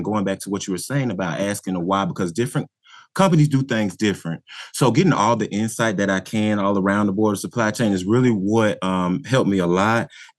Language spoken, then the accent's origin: English; Riverdale, Georgia, United States; I grew up right outside of Atlanta in the suburb of Riverdale, Georgia.